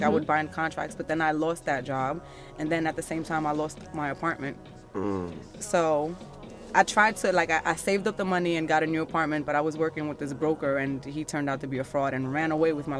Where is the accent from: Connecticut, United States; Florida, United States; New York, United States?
New York, United States; New York City; moved away as an adult; now in Massachusetts, United States; I'm from Harlem